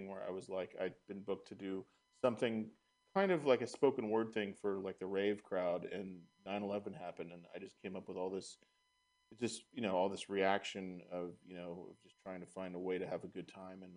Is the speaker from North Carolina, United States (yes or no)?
no; Marin County, California, United States; also born or lived in San Francisco; But I was raised in Marin County